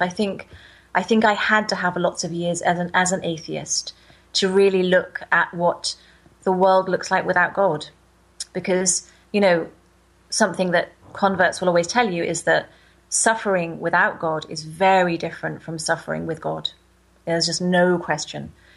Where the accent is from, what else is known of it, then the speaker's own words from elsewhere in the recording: United Kingdom; I'm from Britain, where the Anglican Church um, was, I'm not sure about now, but it was the kind of main church as I was growing up